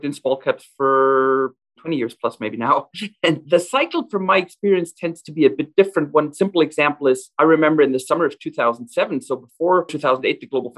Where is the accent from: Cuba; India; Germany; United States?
Germany; western Germany; moved away as an adult; also born or lived in Alberta, Canada; now in Calgary, Canada; I grew up in Western Germany in the 1990s, a very prosperous time.